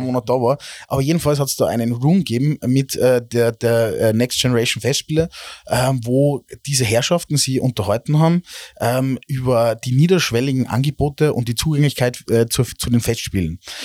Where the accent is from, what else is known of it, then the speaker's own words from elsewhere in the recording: Salzburg, Austria; wir jetzt als Normal-Salzburger